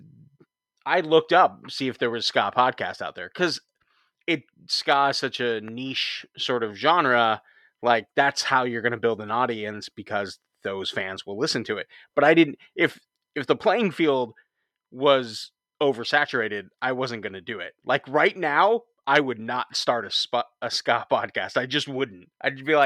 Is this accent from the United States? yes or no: yes; Huntington Beach, California, United States; And I grew up in Huntington Beach, Orange County area.